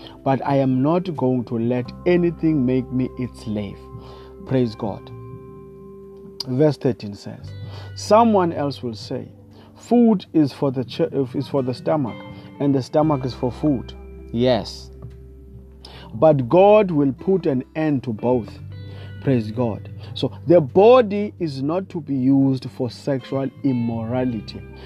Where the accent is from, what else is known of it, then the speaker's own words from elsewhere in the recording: South Africa; I come all the way from South Africa